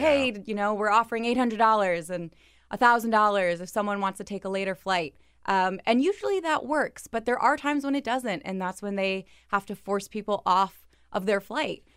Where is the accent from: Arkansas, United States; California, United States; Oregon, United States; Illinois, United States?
Illinois, United States; Chicago; I'm from Chicago